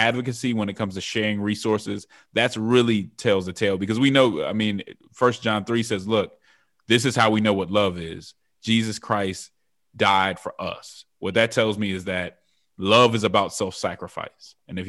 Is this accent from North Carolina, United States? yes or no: no; Denver, Colorado, United States; So I'm originally from Denver, Colorado, was raised in the church